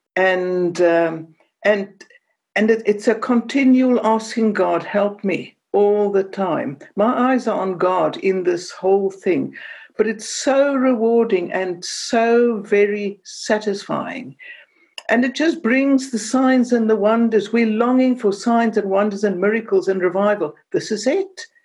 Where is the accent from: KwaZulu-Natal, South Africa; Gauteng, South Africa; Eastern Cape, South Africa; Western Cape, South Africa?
Western Cape, South Africa; Cape Town; moved away; I speak with an accent because I come from Cape Town and I grew up in the time of apartheid